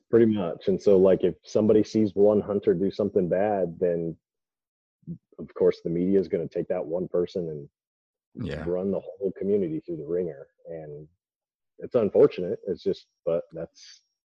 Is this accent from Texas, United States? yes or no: no; Idaho, United States; I grew up in Idaho where bodybuilding.com was founded